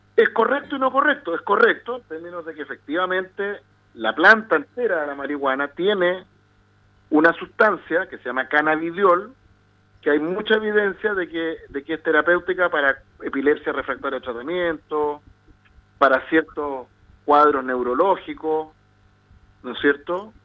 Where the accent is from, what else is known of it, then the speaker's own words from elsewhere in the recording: Chile; los adolescentes chilenos somos